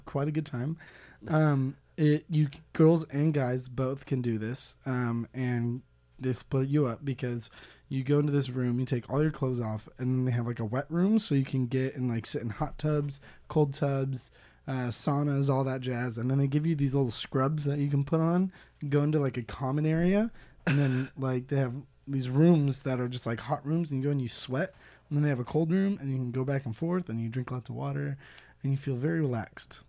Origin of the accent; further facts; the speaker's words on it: United States; I'm from America.